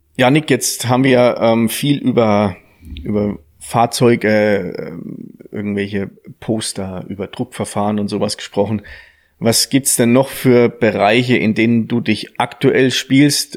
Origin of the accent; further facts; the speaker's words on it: Thuringia, Germany; da aus dem Ort, wo ich herkomme, der Nachbarort, wo die ja produziert